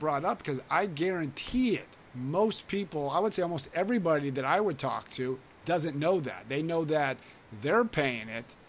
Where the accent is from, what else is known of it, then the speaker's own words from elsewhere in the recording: California, United States; No, I understand, because I grew up in the Bay Area of California. So I know what San Francisco's like.